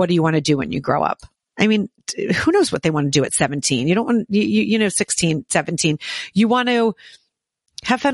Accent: Southern New Jersey, United States; moved away as an adult; also born or lived in New York City; I grew up in New Jersey as well, but down in Southern New Jersey

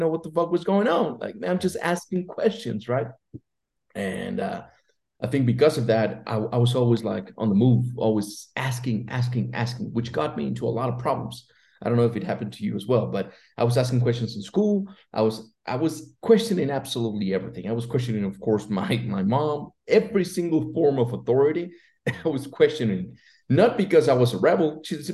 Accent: Mexico City, Mexico; I grew up in Mexico City

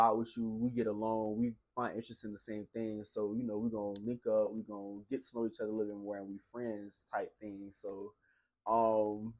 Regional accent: Tampa, Florida, United States; now in Tallahassee, United States; I'm from Tampa

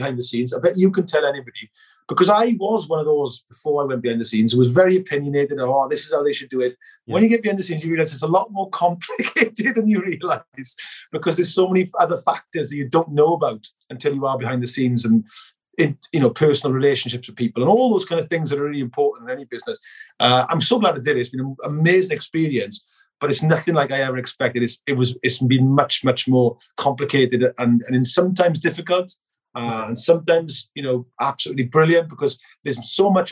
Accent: Merthyr Tydfil, Wales, United Kingdom; moved away as an adult; also born or lived in London; now in Nottingham, United Kingdom; my hometown club

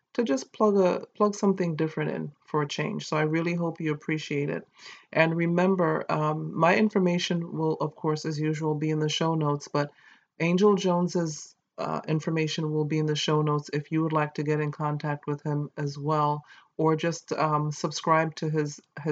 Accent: St. Kitts & Nevis; accent: Caribbean; I was born in St. Kitts

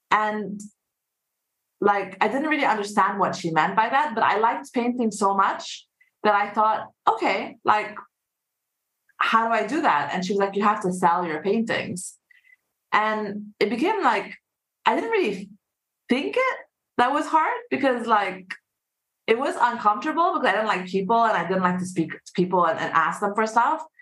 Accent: Saudi Arabia; So um, I'm half Egyptian, half Singaporean. And uh, I grew up in actually in Saudi Arabia.

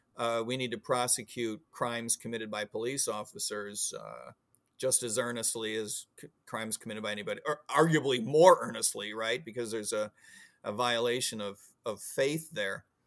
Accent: Illinois, United States; also born or lived in Florida; now in Virginia, United States; I grew up in Il, Illinois

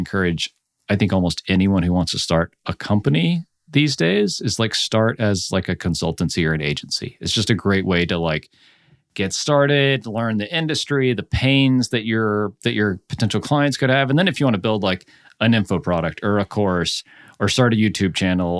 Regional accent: Orlando, Florida, United States; also born or lived in France; So I'm originally from Orlando and have lived like all around. So like I went to school in Nashville, then I did graduate school in Cleveland, lived in Savannah, Nashville, San Diego, New Orleans. And then we spent 5 years in France

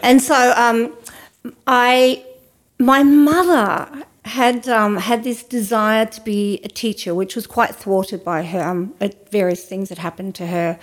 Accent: Ouyen, Victoria, Australia; when I was growing up in Oyen

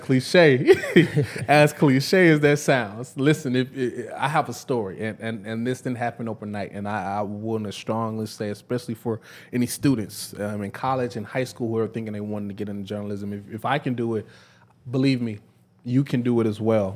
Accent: Dallas, Texas, United States; moved away as an adult; also born or lived in Prairie View, Texas; now in Memphis, United States; I'm from Dallas, uh, Dallas, Texas.

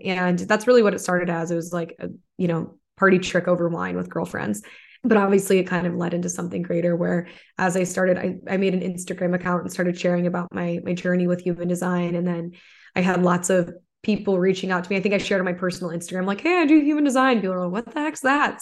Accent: suburb of Toledo, Michigan, United States; moved away; I'm actually from Toledo, Ohio, but I'm from a suburb in Michigan. It's like right on the border

